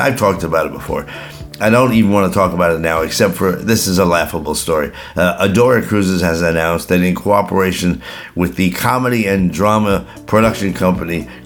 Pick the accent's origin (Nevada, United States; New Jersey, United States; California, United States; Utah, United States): New Jersey, United States; growing up in New Jersey